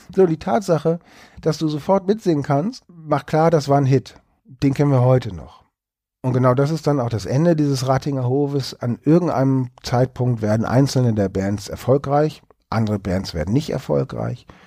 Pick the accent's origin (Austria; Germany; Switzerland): Germany; Hamburg; also born or lived in Bremen; now in Cologne, Germany; bin geborener Bremer, aufgewachsen in Hamburg, aber eben jetzt seit über 20 Jahren in Köln